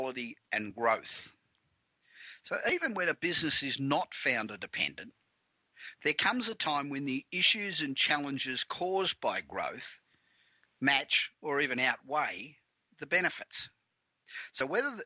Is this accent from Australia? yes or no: yes; Melbourne, Victoria, Australia; moved away as an adult; now in Los Angeles, United States; I've been here 25 years, but originally from Melbourne